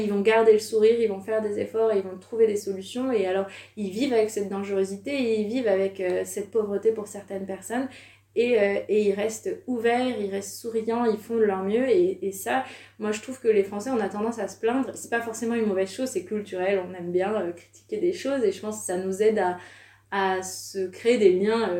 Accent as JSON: {"language": "French", "country": "France", "also_born_or_lived": "Savoie / Curitiba, Brazil", "said": "on vient de France"}